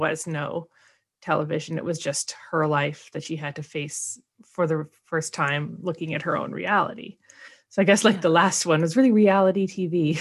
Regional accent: Portland, Oregon, United States; we're both from Portland

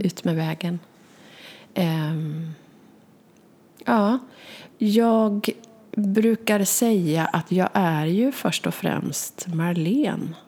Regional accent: Västergötland, Västra Götaland, Sweden; jag är en västgöte

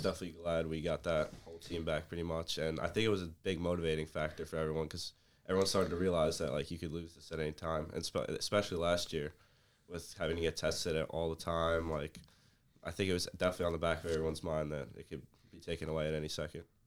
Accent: Middletown, New Jersey, United States; I'm from Middletown, New Jersey, about, like, twenty minutes away

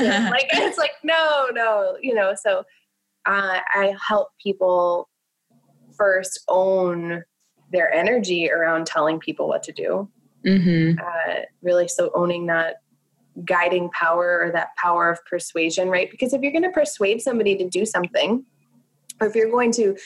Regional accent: New Jersey, United States; I'm from New Jersey

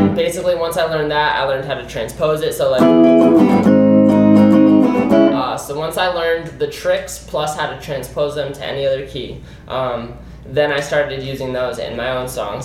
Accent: Scottsdale, Arizona, United States; We're born and raised in Scottsdale

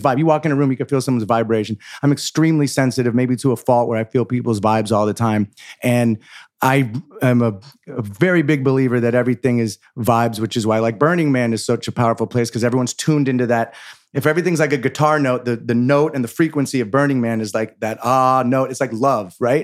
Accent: San Francisco, California, United States; moved away as an adult; also born or lived in Los Angeles; I grew up in San Francisco with hippie parents

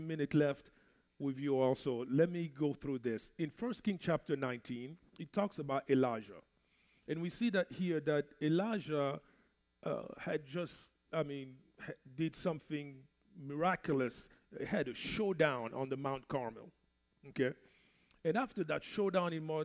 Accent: DR Congo; first language French; English is a second language; moved away; I grew up in the Congo, Central Africa

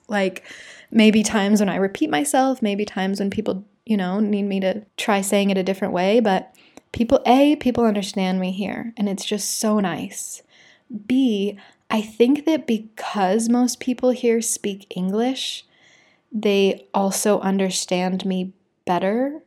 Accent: Utah, United States; also born or lived in Brazil; a girl from Utah

